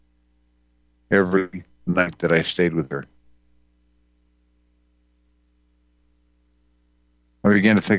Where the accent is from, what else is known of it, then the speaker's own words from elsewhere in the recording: Wisconsin, United States; where I grew up in Wisconsin in the earlier years